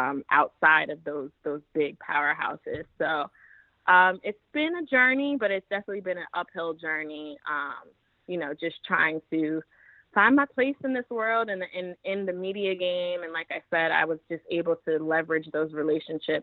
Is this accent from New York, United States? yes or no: yes; New York City, New York, United States; also born or lived in New Jersey; I grew up in Brooklyn. I'm from Jersey, but we grew up in Brooklyn